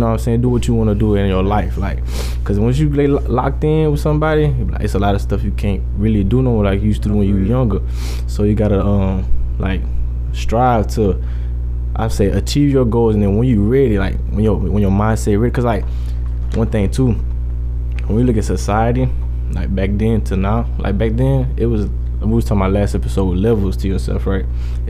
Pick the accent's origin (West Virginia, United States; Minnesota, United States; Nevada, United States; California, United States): Nevada, United States; Boulder City; I'm from Boulder City. Like, I mean, everybody got that hood.